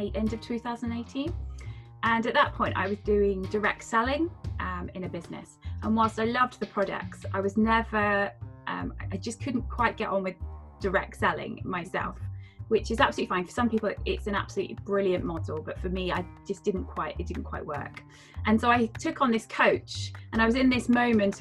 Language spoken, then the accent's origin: English; Devon, South West England, United Kingdom; moved away as an adult; also born or lived in Edinburgh; I decided to move back to Devon. So I'm from Devon